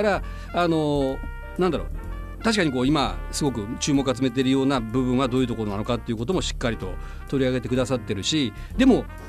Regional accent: Fukuoka, Japan; 僕もその、いわゆる福岡で生まれ育って

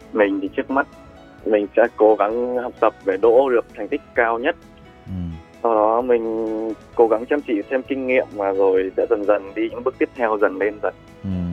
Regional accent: Vietnam; moved away as an adult; now in Fukuoka, Japan; mình là người Việt Nam, mình đến đây cũng từ đầu tháng 6

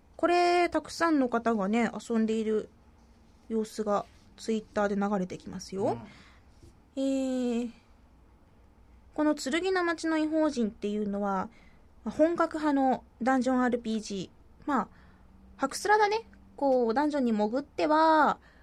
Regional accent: Kumamoto, Japan; もともと熊本出身だから

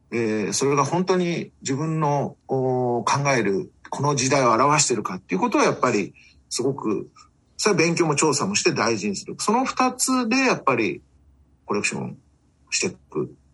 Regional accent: Tokyo, Japan; also born or lived in Chiba Prefecture; now in Chiba, Japan; 私は東京生まれ、東京育、育ちで、千葉県に住んでる

